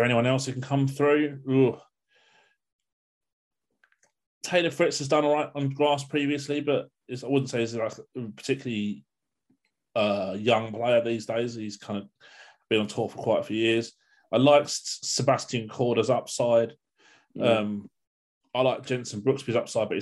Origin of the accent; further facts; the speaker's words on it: United Kingdom; as a Brit